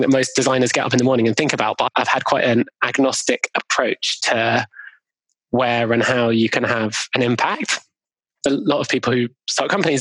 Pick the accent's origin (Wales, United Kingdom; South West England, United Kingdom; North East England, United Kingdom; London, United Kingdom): London, United Kingdom; where I grew up in Golders Green in London